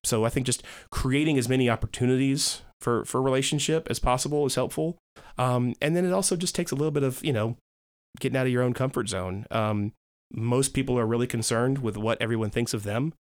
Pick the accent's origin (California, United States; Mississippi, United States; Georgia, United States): Georgia, United States; DeKalb County; I grew up in Georgia, uh, DeKalb County.